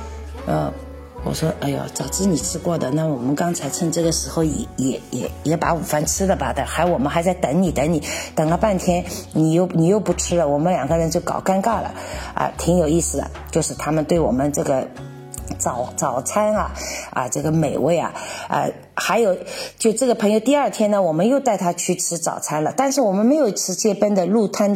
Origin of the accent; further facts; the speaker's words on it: Czechia; Chinese is a second language; 我这个一年才跟我们这些捷克人在一起搞一次浓汤节啊！